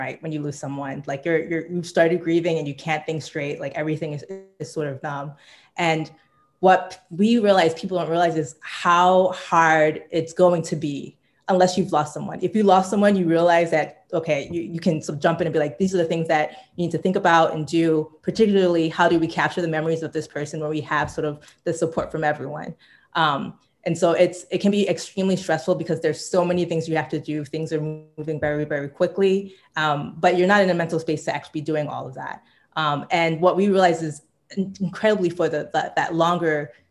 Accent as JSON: {"language": "English", "region": "New York", "country": "United States", "also_born_or_lived": "Bay Area", "moved": "yes", "lives_now": "Chicago, United States", "said": "I'm originally from Brooklyn, currently live in Chicago, by way of the Bay Area"}